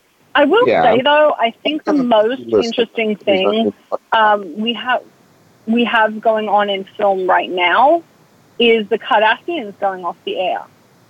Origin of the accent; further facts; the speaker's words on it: Australia; moved away; As an Australian